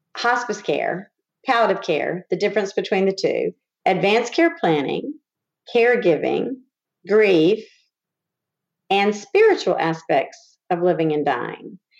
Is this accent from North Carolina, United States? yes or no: yes; Winston-Salem, North Carolina, United States; moved away as an adult; when I came back to my hometown of Winston-Salem